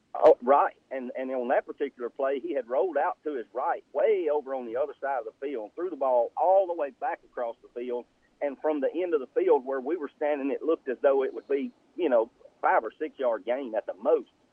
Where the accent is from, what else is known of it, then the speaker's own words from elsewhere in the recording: Newellton, Louisiana, United States; I grew up in Newellton, Louisiana